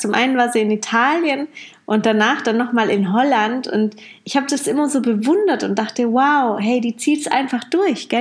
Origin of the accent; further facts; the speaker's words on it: Heilbronn, Baden-Württemberg, Germany; moved away as an adult; also born or lived in Amsterdam; Heilbronn hier ist ja meine Heimat